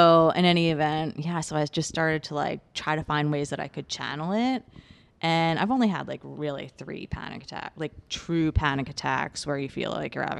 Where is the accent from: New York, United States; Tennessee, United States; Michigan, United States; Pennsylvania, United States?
New York, United States; I grew up on Long Island.